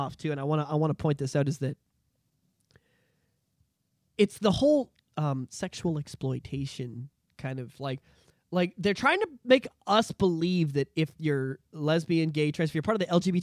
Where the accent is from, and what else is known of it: Canada